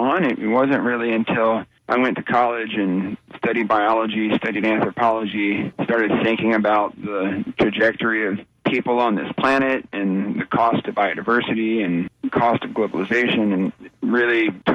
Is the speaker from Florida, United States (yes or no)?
yes; Clearwater, Florida, United States; I grew up in Clearwater on the Gulf Coast